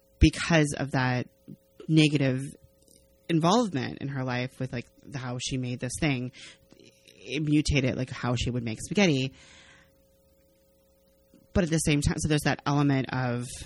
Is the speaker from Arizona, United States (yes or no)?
yes; Arizona, United States; growing up in Arizona